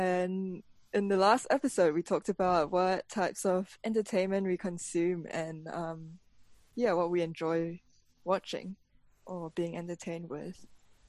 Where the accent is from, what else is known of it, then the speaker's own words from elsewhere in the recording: New Zealand; what is it like living in New Zealand as Kiwi Asians, growing up in New Zealand as Asians, migrating here for some of us.